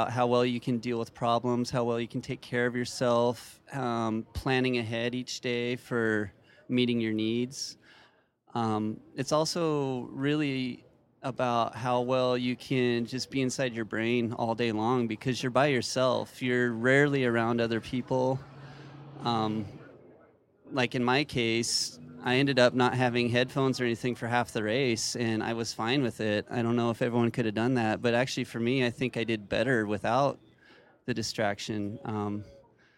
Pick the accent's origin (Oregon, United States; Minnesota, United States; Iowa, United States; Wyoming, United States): Wyoming, United States; now in Spokane, United States; Not so much in Spokane, but I grew up in Wyoming, so mostly back there